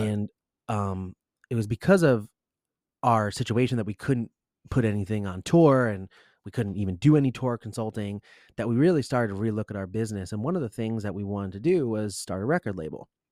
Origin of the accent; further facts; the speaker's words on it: Rumson, New Jersey, United States; I'm actually from Rumson, New Jersey, not too far away